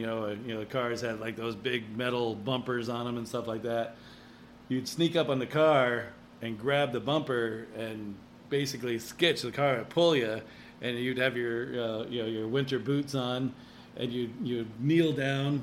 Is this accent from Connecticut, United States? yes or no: yes; Connecticut, United States; growing up in Connecticut, there's a lot of hills